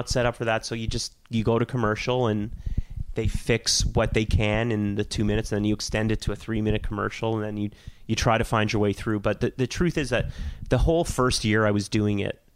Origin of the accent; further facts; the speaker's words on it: Toronto, Ontario, Canada; growing up in Toronto in the 80s and 90s